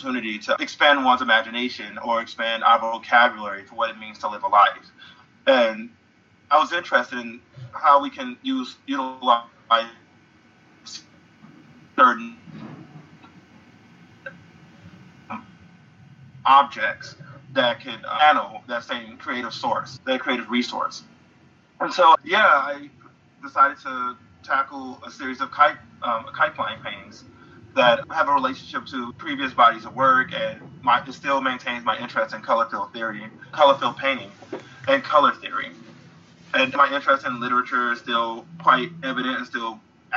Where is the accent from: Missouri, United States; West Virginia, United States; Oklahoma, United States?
Missouri, United States; St. Louis; St. Louis, Missouri, which is my hometown